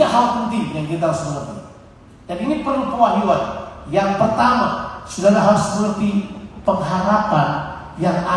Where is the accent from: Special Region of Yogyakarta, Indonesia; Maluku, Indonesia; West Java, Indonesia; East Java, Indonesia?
Maluku, Indonesia; Ambon; Saya besar di Ambon, Di Camp Ambon. Dan di Camp Ambon kita rusak masih muda banget ya